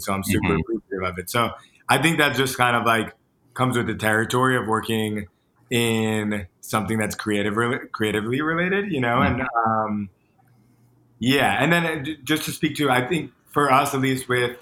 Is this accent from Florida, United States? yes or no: yes; Boca Raton, Florida, United States; moved away as an adult; now in New York, United States; I'm from Boca Raton, Florida